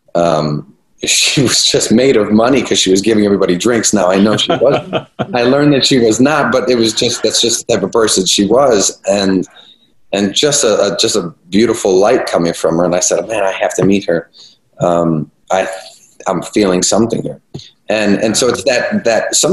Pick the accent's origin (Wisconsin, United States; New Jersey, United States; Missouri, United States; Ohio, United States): Ohio, United States; Cleveland; moved away; also born or lived in New York City; I'm from Cleveland